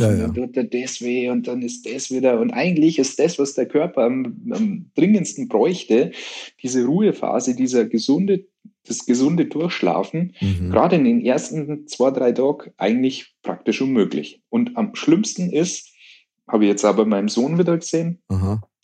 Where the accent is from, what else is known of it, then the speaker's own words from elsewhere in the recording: Munich, Bavaria, Germany; bei uns in München